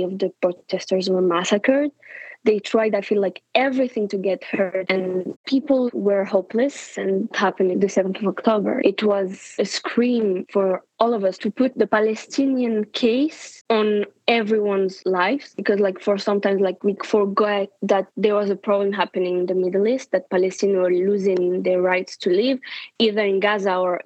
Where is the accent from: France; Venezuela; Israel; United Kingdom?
France; also born or lived in Morocco; I was born in Morocco, but I grew up in France